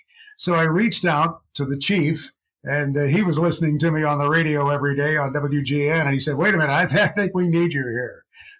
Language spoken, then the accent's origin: English; near Evansville, Indiana, United States; I grew up on a farm about midway between St. Louis, Missouri and Louisville, Kentucky, near Evansville, Indiana. A small, diversified farm, as they all were back in the day.